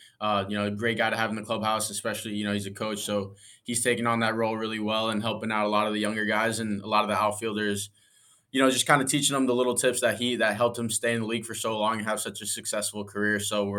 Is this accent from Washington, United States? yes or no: no; Parkland, Florida, United States; I grew up in Parkland.